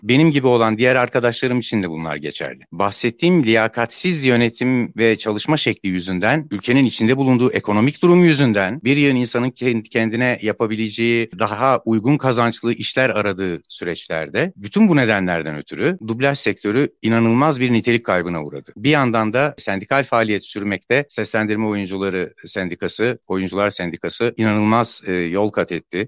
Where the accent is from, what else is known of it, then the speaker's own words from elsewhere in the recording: Istanbul, Turkey; 1972'de İstanbul'da doğdum.